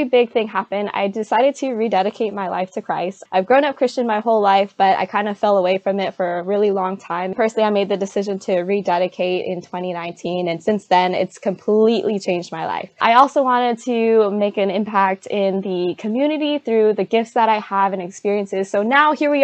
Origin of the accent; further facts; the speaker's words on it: San Diego, California, United States; I'm from San Diego, California.